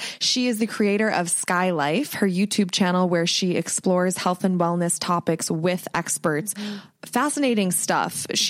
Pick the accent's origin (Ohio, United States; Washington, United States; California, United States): Ohio, United States; So my, I have a witchy friend I grew up with in Ohio, and we've been reconnecting